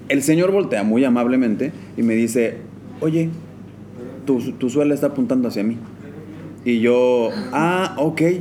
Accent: Mexico; somos muy apasionados como mexicanos.

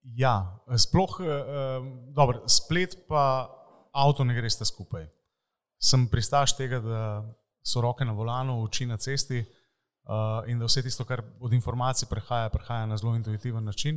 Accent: Slovenia

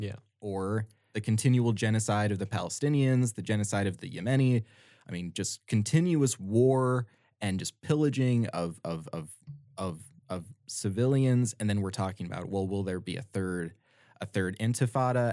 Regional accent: United States; I grew up in America, I'm predisposed to how to engage in this certain way

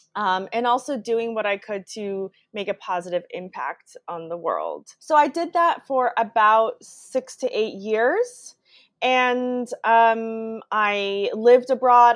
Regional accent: United States; also born or lived in Brazil; moved to the U.S. when I was two years old. So I grew up in the U.S. and did all my schooling here

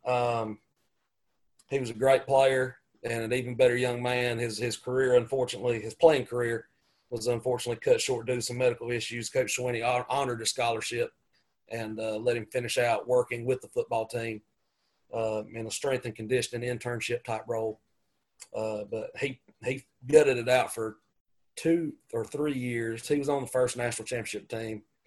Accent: Gaffney, South Carolina, United States; my hometown of Gaffney

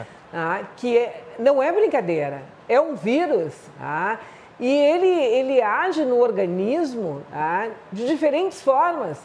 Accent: Porto Alegre, Rio Grande do Sul, Brazil; 15 me meses em Porto Alegre, no Rio Grande do Sul

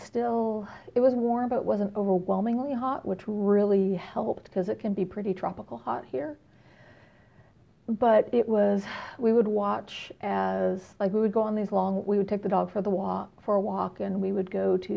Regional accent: San Jose, California, United States; now in Houston, United States; I'm originally from Northern California. I grew up in San Jose

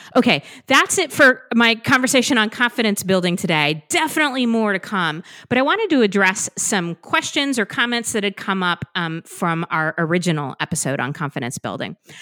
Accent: California, United States; moved away as an adult; now in Massachusetts, United States; I was born and raised in California.

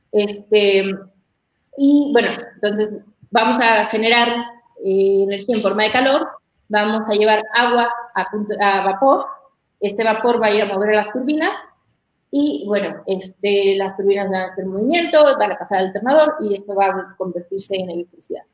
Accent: Mexico

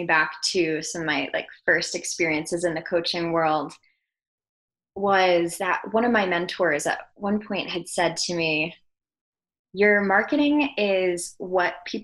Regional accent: New York, United States; I'm from New York

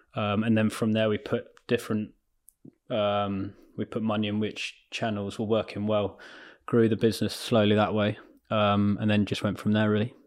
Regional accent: Ascot, South East England, United Kingdom; also born or lived in London; I was born in London, um, and then moved out to, say, near Ascot, like S-, Surrey, Berkshire way, and then d-, grew up around there

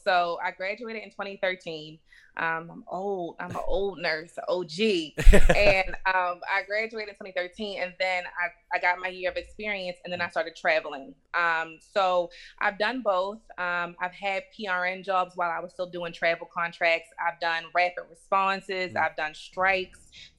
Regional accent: Baltimore, Maryland, United States; So, first, I grew up in Baltimore, Maryland.

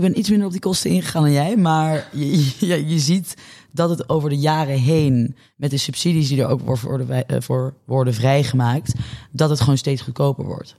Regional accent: Netherlands; als Nederlanders zijn we

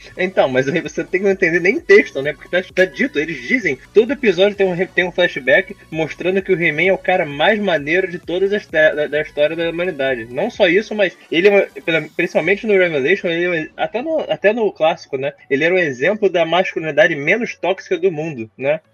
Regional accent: Rio de Janeiro, Brazil; Eu, como carioca

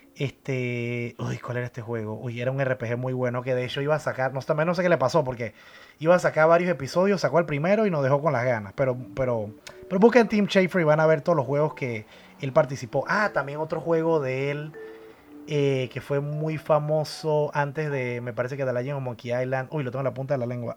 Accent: Panama; en mi país, aquí en Panamá

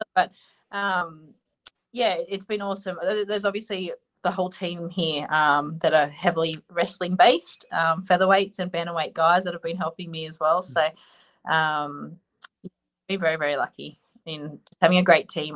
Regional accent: Australia; we're both Australian

